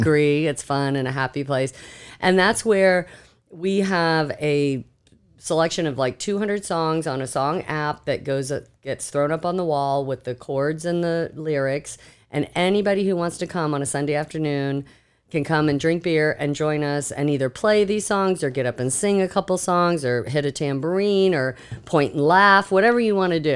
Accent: Seminole County, Florida, United States; I grew up here in Seminole County.

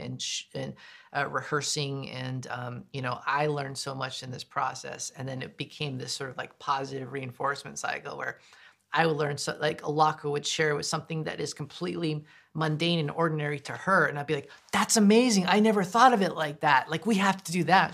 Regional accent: United States; I am indigenous, I am American, but I'm not deaf.

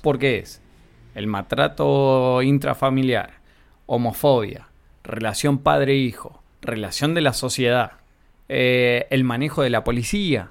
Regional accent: Olavarría, Buenos Aires Province, Argentina; also born or lived in La Plata, Argentina; soy argentino

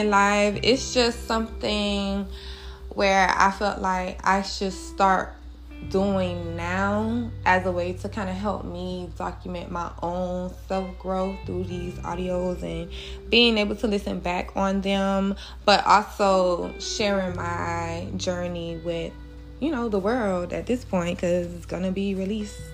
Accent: Miami, Florida, United States; I am from Dade County, 305, Miami, Florida

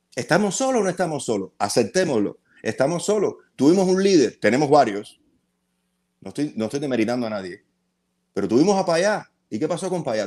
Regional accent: Havana, Cuba; now in United States; mi casa natal en La Habana

